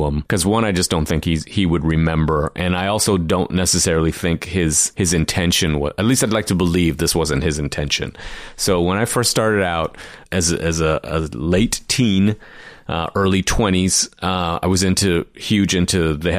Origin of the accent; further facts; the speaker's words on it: Toronto, Ontario, Canada; also born or lived in Trinidad / Flemington, Trinidad; I grew up in Toronto